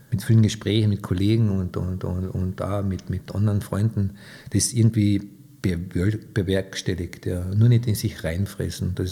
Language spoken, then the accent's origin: German; Köttmersdorf, Carinthia, Austria; Also aufgewachsen bin ich eigentlich in Köttmersdorf ähm, auf meinem elterlichen Hof.